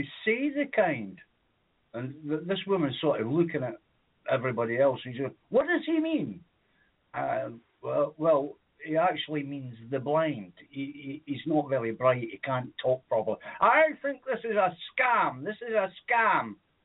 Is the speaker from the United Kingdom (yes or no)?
yes; Edinburgh, Scotland, United Kingdom; when we were kids, we sort of targeted the more affluent areas of Edinburgh